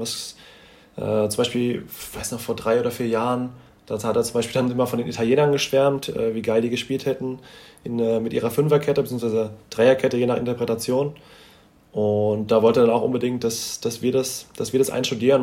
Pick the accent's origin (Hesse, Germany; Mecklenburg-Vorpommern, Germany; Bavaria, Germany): Hesse, Germany; wir sind beide, beide in Hessen geboren